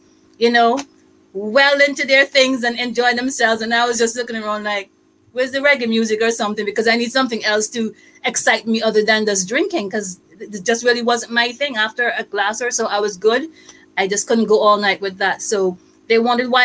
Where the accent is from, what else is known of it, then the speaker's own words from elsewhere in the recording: Antigua & Barbuda; moved away; also born or lived in United States / Canada; I'm from Antigua, and I've lived also in the U.S. for a few years and in Canada for a few years. And now I'm here